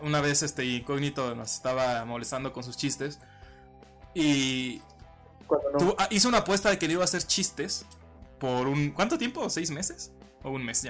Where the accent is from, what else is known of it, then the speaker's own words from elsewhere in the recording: Mexico; yo soy mexicano